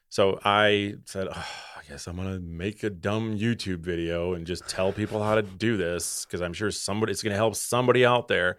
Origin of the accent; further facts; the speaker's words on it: Wisconsin, United States; I'm, I'm from Wisconsin.